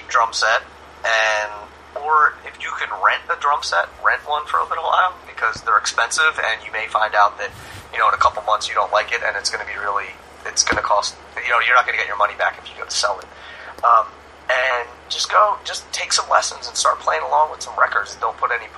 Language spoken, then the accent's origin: English; Philadelphia, Pennsylvania, United States; now in New York area, United States; I'm originally from Philadelphia. I live in the New York area now.